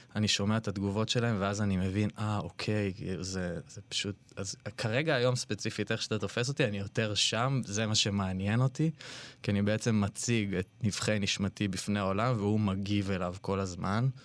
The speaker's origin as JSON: {"language": "Hebrew", "town": "Ra'anana", "region": "Central District", "country": "Israel", "tie": "born or raised there", "said": "אני בא ממשפחה קונפורמיסטית מאוד מאוד ברעננה"}